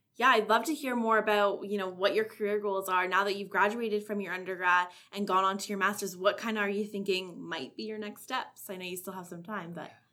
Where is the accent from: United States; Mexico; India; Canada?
Canada; Shelburne, Ontario; I'm from Shelburne. I, it's about 20 minutes from Orangeville